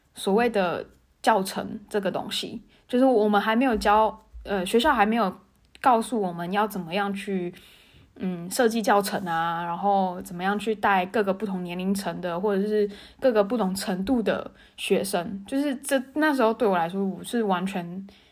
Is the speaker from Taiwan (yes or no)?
yes; Tainan, Taiwan; moved away as an adult; also born or lived in Taipei; 我是台南人嘛，然后我高中毕业之后，我考上台北学校，所以我在台北念大学